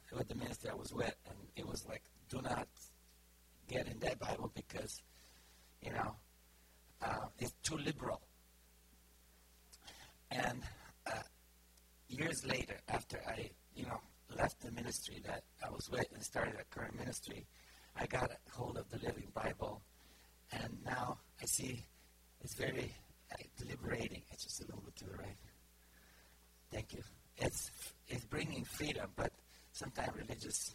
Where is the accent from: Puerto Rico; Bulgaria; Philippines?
Bulgaria; English is a second language; moved away as an adult; now in United States; The Book of Psalms in Bulgarian was how I learned to talk to God. Because I grew up communist and didn't know how to talk to God